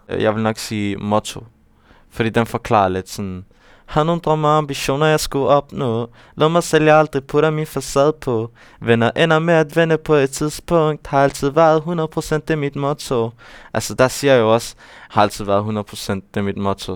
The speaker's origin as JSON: {"language": "Danish", "town": "Aarhus", "region": "Central Denmark Region", "country": "Denmark", "tie": "born or raised there", "said": "det er jo der, jeg kommer fra, og det er jo, det er jo der, hvor jeg, hvor jeg er opvokset"}